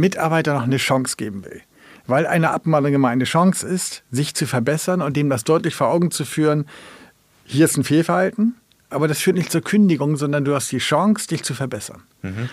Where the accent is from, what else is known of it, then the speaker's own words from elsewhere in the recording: Germany; now in Kiel, Germany; als Deutsche